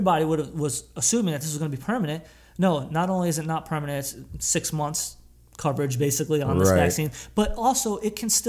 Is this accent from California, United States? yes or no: no; New York City, New York, United States; now in Florida, United States; I hated Florida because I'm from New York and I used to be very proud of being